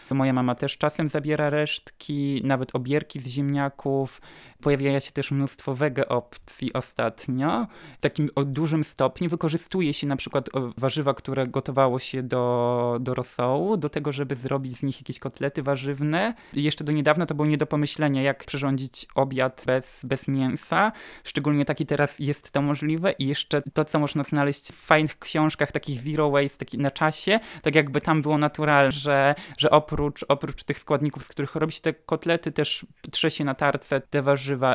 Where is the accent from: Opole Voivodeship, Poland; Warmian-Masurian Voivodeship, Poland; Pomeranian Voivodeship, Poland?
Opole Voivodeship, Poland; Piotrówka; moved away as an adult; now in Katowice, Poland; mieszkam na co dzień w Katowicach, ale pochodzę z małej wsi w województwie opolskim, wsi Piotrówka